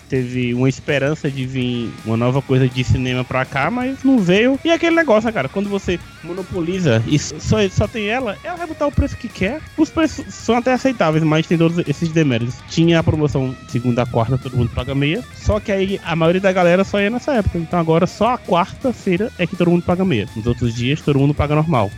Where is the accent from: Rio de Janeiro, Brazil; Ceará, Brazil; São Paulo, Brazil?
Ceará, Brazil; Juazeiro do Norte; nós aqui, Juazeiro do Norte